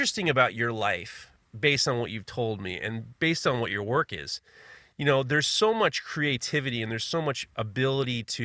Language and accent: English; New York City, New York, United States; I grew up in New York City.